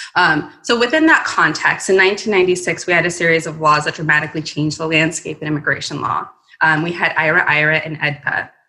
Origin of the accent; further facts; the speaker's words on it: Mexico; now in United States; I'm also an immigrant myself. I was born in Mexico.